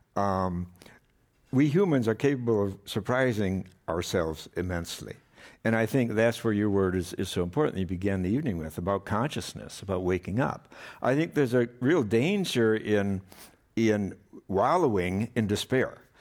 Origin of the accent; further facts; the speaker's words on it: Madison, Wisconsin, United States; I grew up in Wisconsin